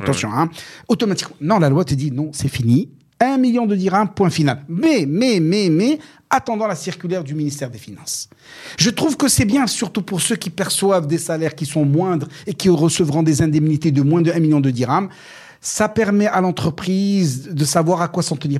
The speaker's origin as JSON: {"language": "French", "country": "Morocco", "said": "chez nous au Maroc"}